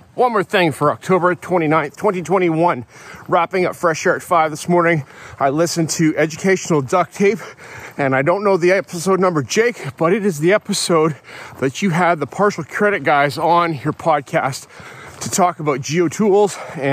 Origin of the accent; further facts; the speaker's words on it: Canada; I'm a Canadian kid, grew up here